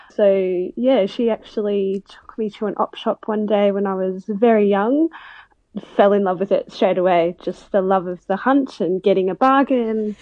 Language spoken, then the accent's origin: English; Melbourne, Victoria, Australia; moved away; I'm originally from Melbourne